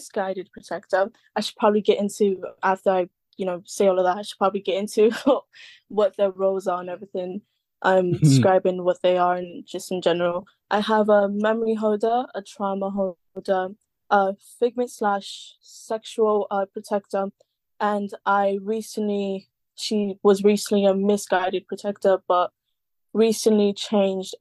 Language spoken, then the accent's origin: English; London, United Kingdom; I'm from London, as you guys can hear. I'm born and kind of raised